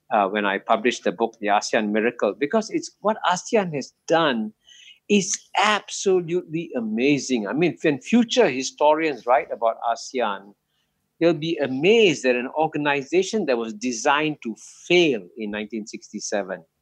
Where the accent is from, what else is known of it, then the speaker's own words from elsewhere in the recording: India; I'm an Indian. I want India to succeed.